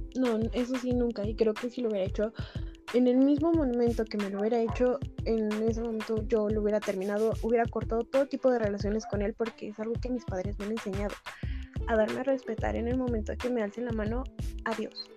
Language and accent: Spanish; Mexico City, Mexico; Soy originaria de la Ciudad de México